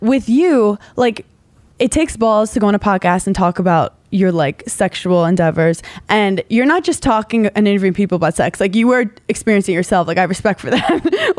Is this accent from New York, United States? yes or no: yes; New York City, New York, United States; I'm from Brooklyn originally. So like, growing up here, like, it's cool to be different.